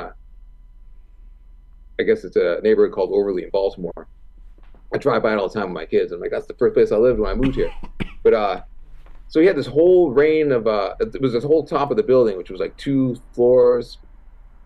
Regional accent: Toronto, Ontario, Canada; I grew up in Toronto.

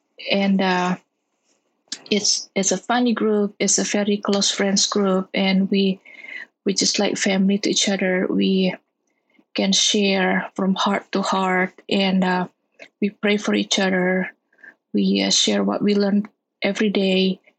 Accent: Indonesia; I'm from Indonesia

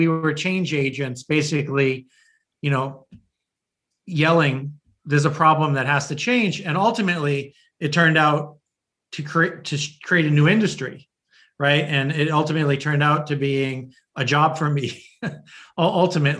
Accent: north of Boston, Massachusetts, United States; also born or lived in New Haven, Connecticut; I really grew up north of Boston and in the suburbs.

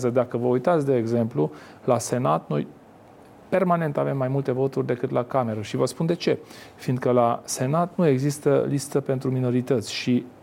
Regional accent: Romania; încercați și cu un maghiar din România, că tot cetățean român sunt.

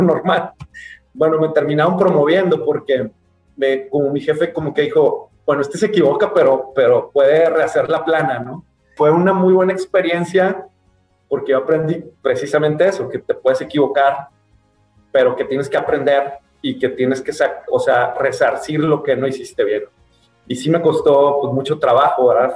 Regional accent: Tepic, Nayarit, Mexico; moved away; also born or lived in Guadalajara; Tepic, que es mi ciudad natal, donde está mi mamá ya viuda

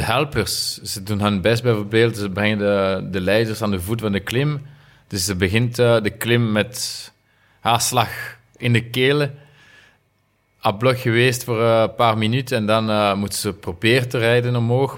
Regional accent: Remouchamps, Wallonia, Belgium; Dutch is a second language; moved away as an adult; now in Monaco; ik ben van Remouchon en de, de rivier uh, Amblève noemt, ze. Is, is daar, dus als jonge gast, we gingen altijd vissen

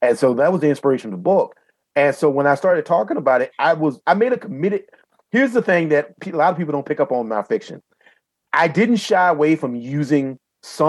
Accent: Southeastern Virginia, United States; I grew up in Southeastern Virginia

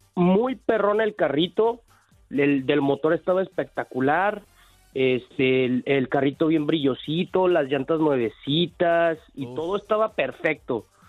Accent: Tijuana, Baja California, Mexico; yo soy de Tijuana

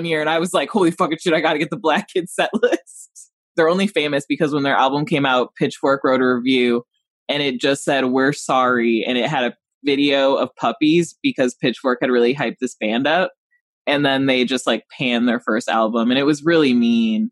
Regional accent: Rockford, Illinois, United States; growing up in Rockford

